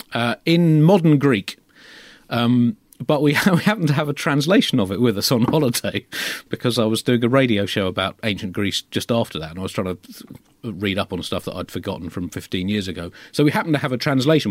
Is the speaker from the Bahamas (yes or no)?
no; United Kingdom; as a Brit growing up in the late twentieth century